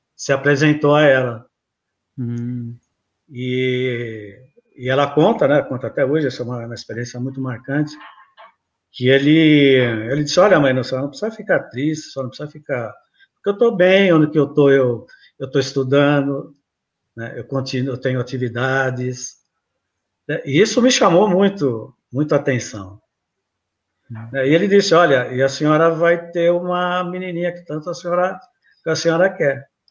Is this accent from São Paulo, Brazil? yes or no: yes; São Paulo, Brazil; eu nasci aqui em São Paulo mesmo, São Paulistano